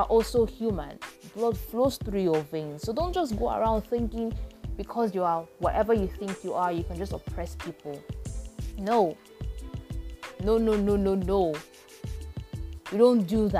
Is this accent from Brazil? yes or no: no; Nigeria